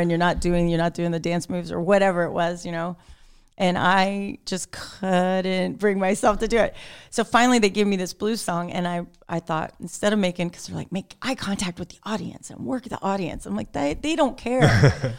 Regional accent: Sarasota, Florida, United States; now in Bowling Green, United States; Sarasota is my hometown. I grew up there. I was born there.

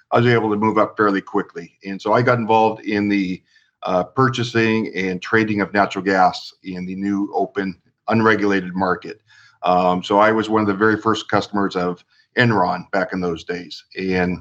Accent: Long Beach, California, United States; I was born and raised in Long Beach

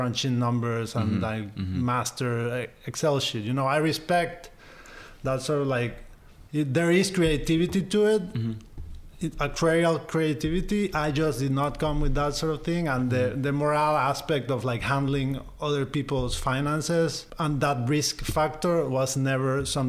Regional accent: Guayaquil, Guayas, Ecuador; moved away as an adult; also born or lived in Pennsylvania, United States / New York City, United States; I grew up in Ecuador, in Guayaquil, in South America. Spent there most of my life up until I was like 19, when I went to undergrad to Penn State.

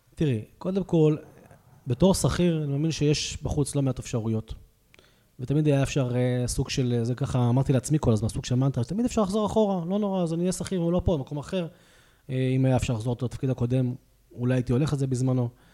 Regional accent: Hadera, Haifa District, Israel; moved away as an adult; now in Pardes Hanna, Israel; בן 38, במקור מחדרה. אני כבר גר uh, כמעט 17 שנה בפרדס חנה

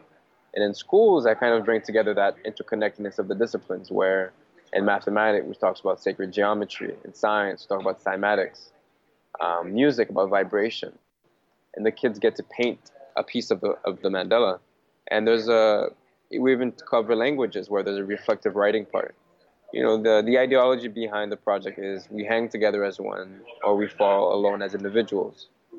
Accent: Victoria, British Columbia, Canada; also born or lived in Port-au-Prince, Haiti; I'm originally from Haiti, Port-au-Prince, Haiti. And my family left Haiti when I was 11, 12, and we kind of went to the States and then we came to Canada. And since then, I've grown up in Victoria, BC

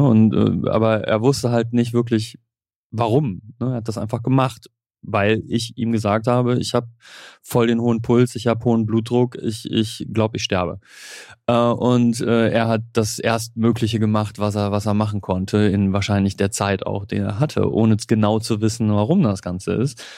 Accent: Germany; als Deutscher

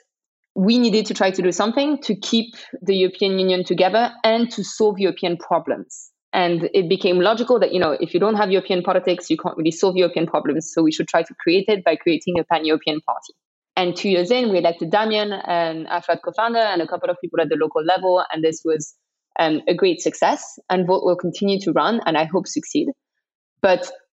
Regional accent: Paris, Île-de-France, France; English is a second language; I'm from Paris

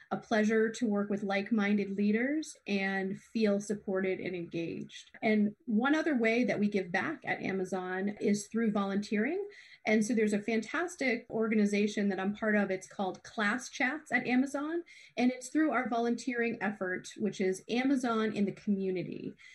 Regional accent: Hollis, Maine, United States; also born or lived in Lewiston, Maine; now in Wells, United States; I grew up in Hollis, Maine, went to Bonnie Eagle

